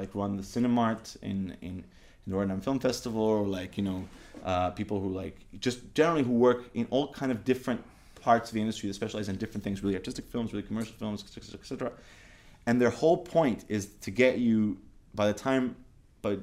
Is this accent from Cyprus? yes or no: yes; Cyprus; I'm from Cyprus